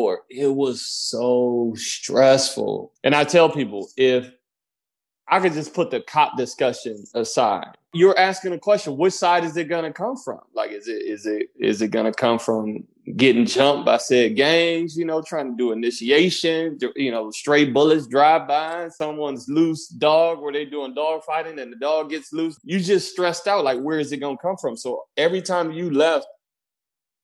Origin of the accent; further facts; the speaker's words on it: Detroit, Michigan, United States; moved away as an adult; also born or lived in Savannah, Georgia; I grew up in Detroit, Michigan